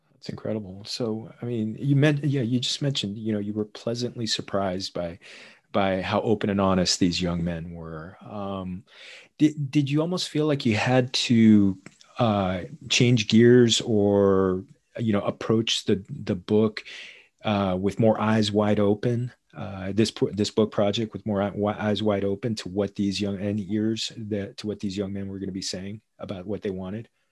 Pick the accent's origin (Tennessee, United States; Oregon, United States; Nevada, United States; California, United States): California, United States; Los Angeles; We're all born and raised in Los Angeles